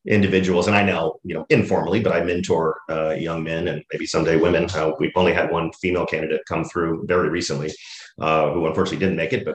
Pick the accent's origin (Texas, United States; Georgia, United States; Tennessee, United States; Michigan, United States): Texas, United States; Dallas; I grew up in Dallas, Texas